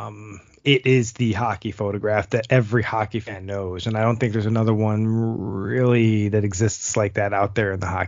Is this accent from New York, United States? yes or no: yes; Buffalo, New York, United States; growing up in Buffalo